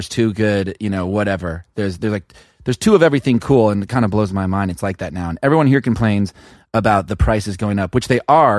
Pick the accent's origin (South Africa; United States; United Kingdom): United States; Kansas; also born or lived in Texas / Oklahoma / New York / Los Angeles; I'm from Kansas. I'm from the Midwest. I grew up in Texas, Oklahoma, and Kansas, and I lived in New York for a long time and LA for a long time, but I moved back.